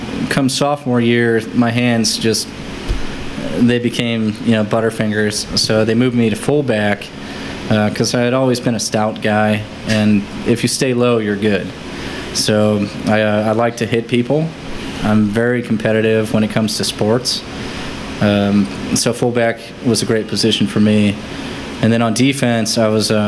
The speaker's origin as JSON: {"language": "English", "region": "Massachusetts", "country": "United States", "tie": "born or raised there", "moved": "yes", "said": "I grew up in Massachusetts, and I was somewhat of a homebody"}